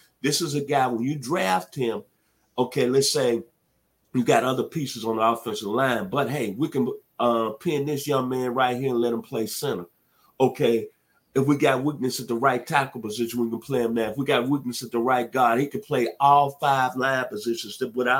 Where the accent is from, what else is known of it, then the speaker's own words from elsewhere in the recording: Memphis, Tennessee, United States; He's from the great state of Tennessee, which only has 6 million people. I'm from Memphis.